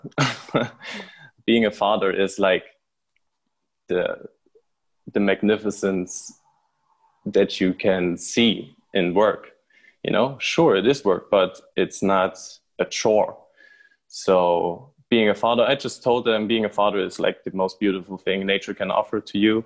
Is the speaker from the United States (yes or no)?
no; Rudolstadt, Thuringia, Germany; I'm from Germany, Rudolstadt, just a small city in the very center of Germany.